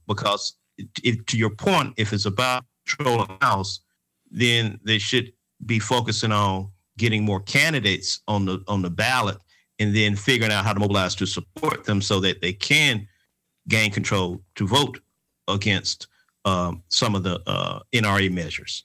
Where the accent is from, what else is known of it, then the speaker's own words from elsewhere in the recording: Atlanta, Georgia, United States; Three of us uh, are from the Grove Park community in Atlanta, Georgia. We graduated from the Grove Park Elementary School in 1900